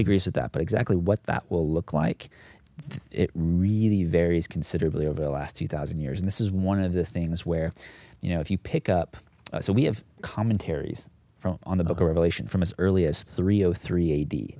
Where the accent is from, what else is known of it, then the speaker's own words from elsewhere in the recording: United States; moved away as an adult; also born or lived in Phoenix, Arizona / Southern California / Dayton, Tennessee; I grew up on the West Coast, actually, Phoenix, Arizona, Southern California.